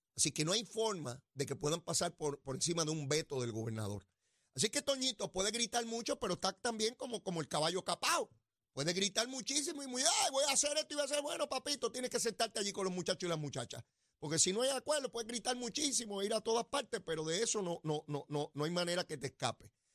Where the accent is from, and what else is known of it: Puerto Rico